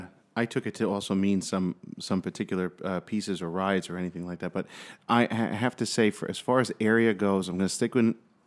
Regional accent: New England, United States; we're from New England, so it's like, you know, this is actually pretty good

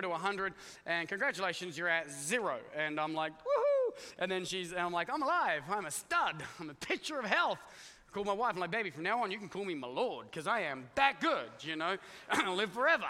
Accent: Australia; now in United States; I come from Australia

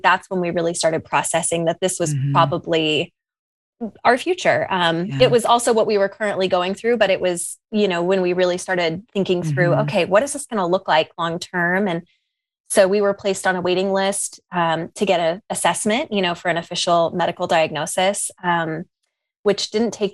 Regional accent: San Diego, California, United States; now in Lexington, United States; I'm from San Diego.

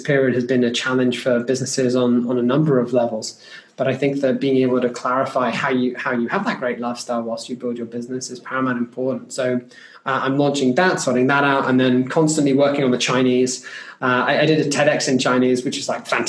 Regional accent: United Kingdom; As a British person

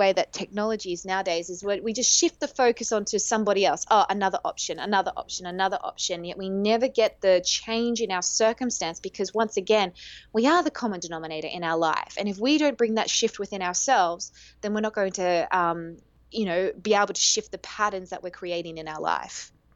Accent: Australia; now in Greece; I am Australian

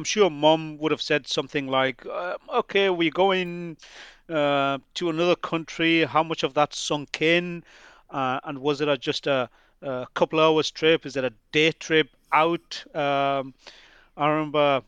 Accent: Newcastle upon Tyne, North East England, United Kingdom; also born or lived in Bangladesh; We Geordies, I do class myself as a Geordie, even though not born in this part of the world

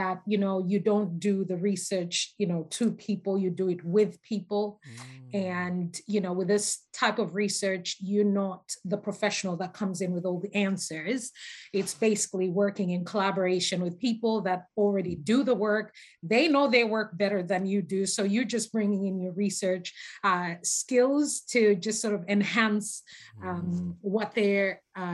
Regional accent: Zambia; moved away as an adult; also born or lived in North America; now in United Kingdom; I'm a native of Zambia. So I was born and raised in Zambia, that's Southern Africa.

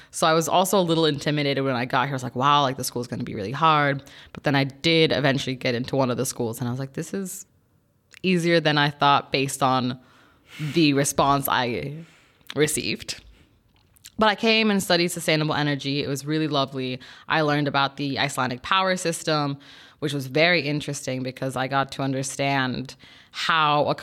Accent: Mexico; also born or lived in South Florida, United States / Georgia, United States / France / Germany; Um, so I am originally from Mexico. I was born there, and my mother's Mexican, and my father's German.

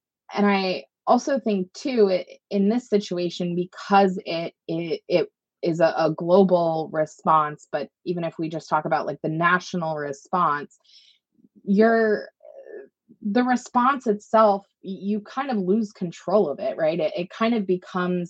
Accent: Maine, United States; I grew up in Maine

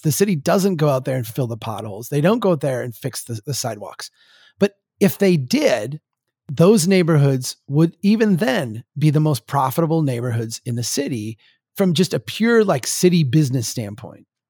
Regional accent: Brainerd, Minnesota, United States; born or raised there

